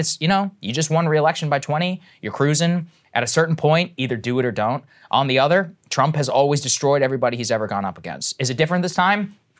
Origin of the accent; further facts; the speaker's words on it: College Station, Texas, United States; I grew up in Texas, I grew up in College Station, Texas.